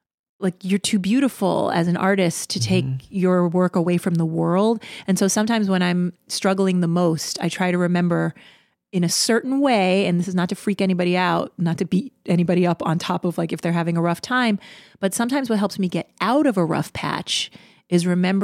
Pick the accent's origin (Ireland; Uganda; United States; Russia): Russia; English is a second language; I'm from Russia.